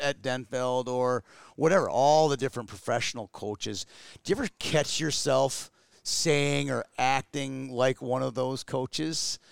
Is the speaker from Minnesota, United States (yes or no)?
yes; Twin Cities, Minnesota, United States; me growing up in the Twin Cities